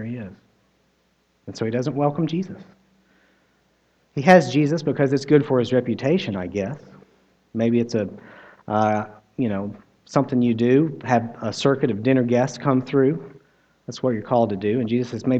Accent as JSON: {"language": "English", "country": "United States", "said": "I am American"}